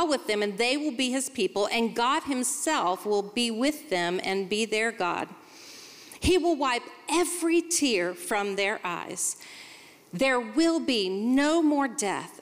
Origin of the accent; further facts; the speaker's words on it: Charlotte, North Carolina, United States; I'm from Charlotte, North Carolina